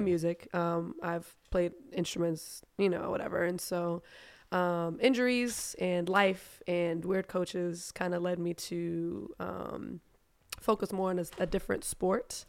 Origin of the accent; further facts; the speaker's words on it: Germany; first language German; English is a second language; also born or lived in United States; now in Atlanta, United States; German's actually my first language